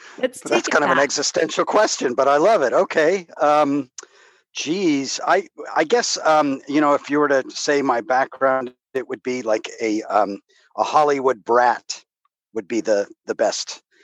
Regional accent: Madrid, Community of Madrid, Spain; English is a second language; So I was born in Spain because my father was in the he was an executive in movie productions.

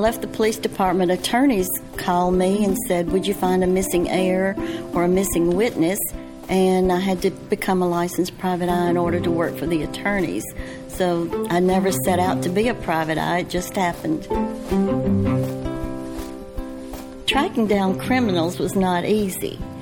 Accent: the South, United States; accent: Southern; my Southern accent

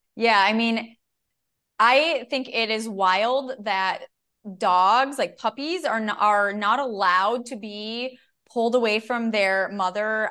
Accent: Minnesota, United States; I'm a Minnesotan

